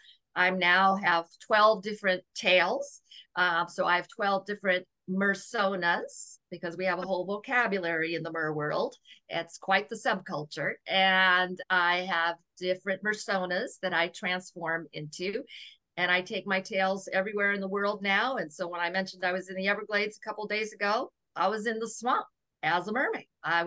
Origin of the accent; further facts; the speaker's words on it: Okinawa, Japan; born there; because I was born in Okinawa, Japan, during a typhoon, a storm of water.